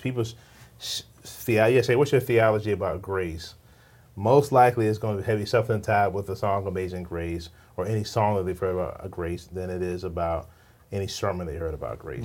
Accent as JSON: {"language": "English", "town": "Richmond", "region": "Virginia", "country": "United States", "tie": "born or raised there", "said": "I grew up in Richmond, Virginia"}